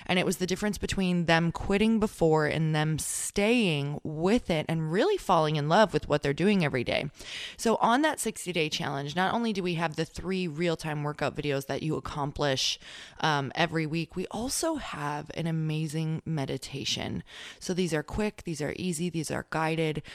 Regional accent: Midwest, United States; now in California, United States; I am from the Midwest

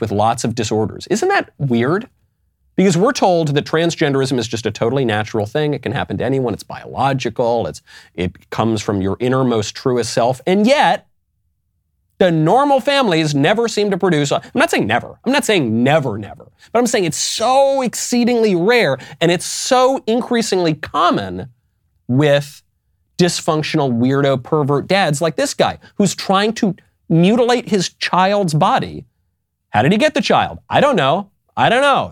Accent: New York, United States; moved away; also born or lived in California; I come from New York. I lived in California

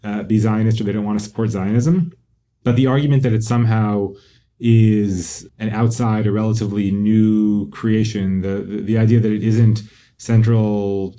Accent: United States; we American Jews

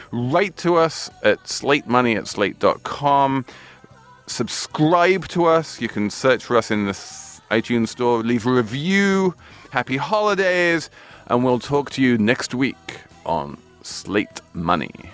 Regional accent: England, United Kingdom; now in United States; being English

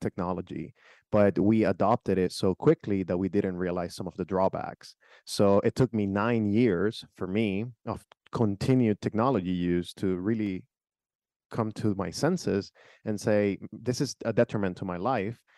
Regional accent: Nicaragua; now in United States; I came from a different country, so I was born in Nicaragua

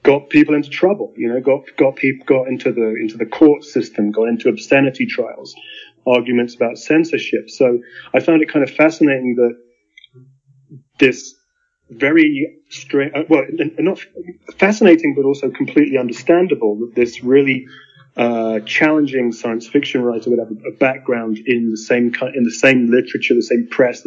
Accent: Stroud, South West England, United Kingdom; now in New Mexico, United States; I was born in Stroud in the west of England. I live in New Mexico now.

